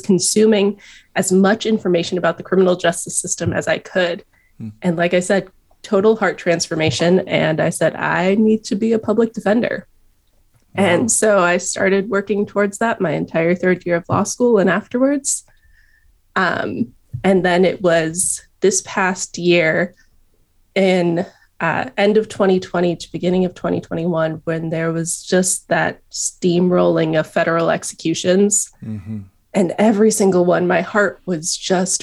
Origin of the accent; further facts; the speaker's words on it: Placentia, California, United States; moved away as an adult; also born or lived in Painesville, Ohio; now in Columbus, United States; I was born and raised in Orange County, California. So Placentia